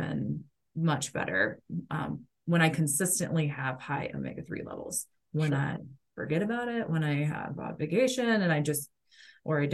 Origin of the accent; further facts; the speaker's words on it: Kansas, United States; I grew up in Kansas, so it was like, it's a beef state.